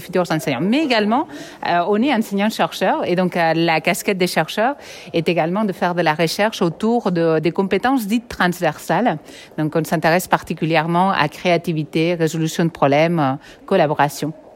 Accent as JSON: {"language": "French", "region": "Catalonia", "country": "Spain", "also_born_or_lived": "Barcelona / Quebec", "accent": "Catalan", "moved": "as an adult", "lives_now": "Nice, France", "said": "j'ai un accent catalan, mais je suis partie soigner cet accent au Québec. ça n'a rien changé et je suis retournée à Nice"}